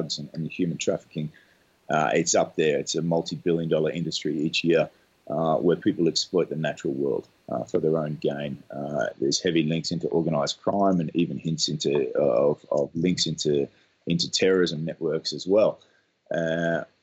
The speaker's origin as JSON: {"language": "English", "country": "Australia", "tie": "born or raised there", "moved": "as an adult", "said": "I grew up in Australia"}